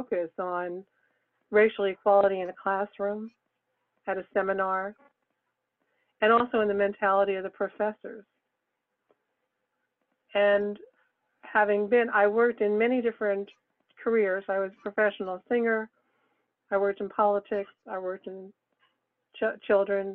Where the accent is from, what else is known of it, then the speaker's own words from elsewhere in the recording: Brooklyn, New York, United States; moved away as an adult; also born or lived in Massachusetts; I was born and raised in Brooklyn, New York